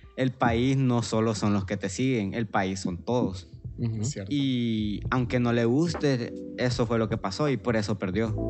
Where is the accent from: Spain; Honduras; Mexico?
Honduras; nosotros como hondureños